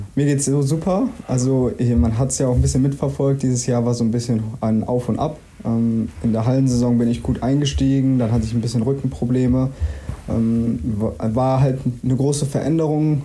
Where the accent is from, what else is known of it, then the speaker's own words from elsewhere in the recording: Willich, North Rhine-Westphalia, Germany; also born or lived in Mönchengladbach; now in Dortmund, Germany; ich bin ja in Gladbach geboren, bin hier in Willig aufgewachsen.